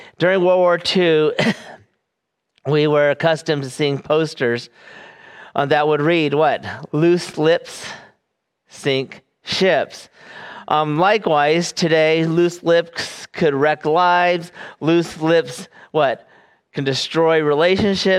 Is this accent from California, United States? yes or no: yes; California, United States; moved away; I am from California